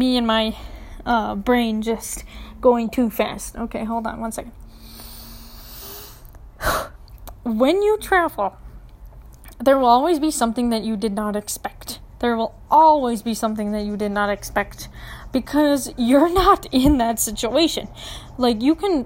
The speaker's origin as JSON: {"language": "English", "town": "Minneapolis", "region": "Minnesota", "country": "United States", "moved": "as an adult", "lives_now": "Tucson, United States", "said": "I'm from Minneapolis"}